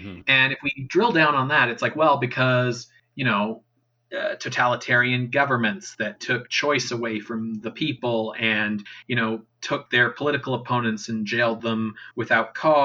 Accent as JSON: {"language": "English", "country": "Canada", "tie": "born or raised there", "said": "speaking as a Canadian, maybe that's slightly easier because I grew up in a, you know, conservative right-wing province that still always had socialized healthcare"}